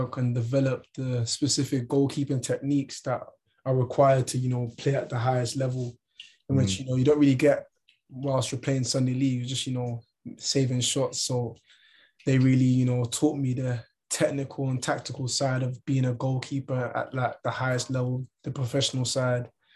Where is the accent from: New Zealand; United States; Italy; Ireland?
Ireland; moved away; also born or lived in London / Barnsley; I'm from Ireland. I grew up in Ireland.